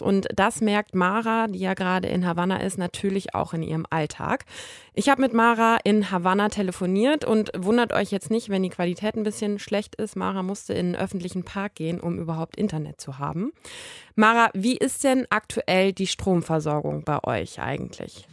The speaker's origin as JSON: {"language": "German", "country": "Germany", "said": "bei uns in Deutschland"}